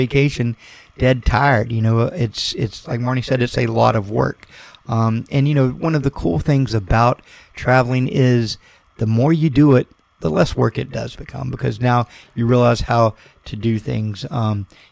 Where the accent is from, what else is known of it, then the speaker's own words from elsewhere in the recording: Florida, United States; We're being from Florida, you know, it's, you know, we have the beach community. It's hot here in the summer.